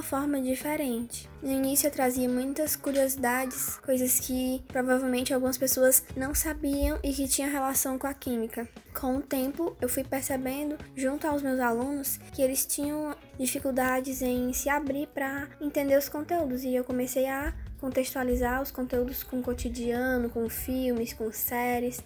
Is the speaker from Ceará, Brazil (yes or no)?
yes; Fortaleza, Ceará, Brazil; Sou de Fortaleza, Ceará